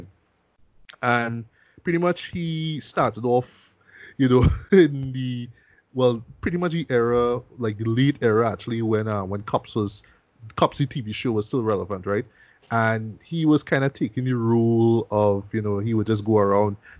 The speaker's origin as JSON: {"language": "English", "country": "Trinidad & Tobago", "said": "me being a Trinidadian"}